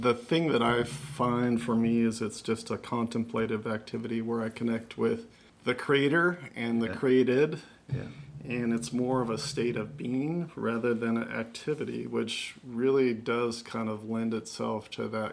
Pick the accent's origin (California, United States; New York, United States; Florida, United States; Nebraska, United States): California, United States; Southern; moved away as an adult; now in North Carolina, United States; I grew up in Southern California